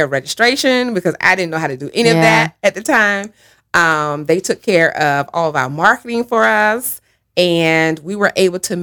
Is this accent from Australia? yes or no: no; Sylvester, Georgia, United States; accent: Georgia drawl; moved away; I loved growing up in Sylvester, Georgia.